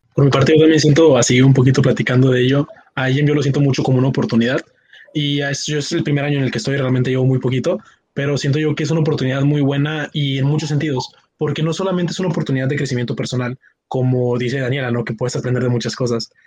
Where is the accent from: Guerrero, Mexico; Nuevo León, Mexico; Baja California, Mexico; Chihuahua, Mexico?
Nuevo León, Mexico; Monterrey; yo soy de México, específicamente de la zona norte de Monterrey, Nuevo León